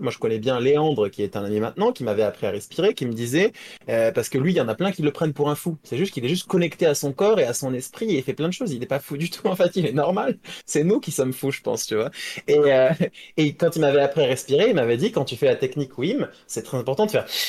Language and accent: French; France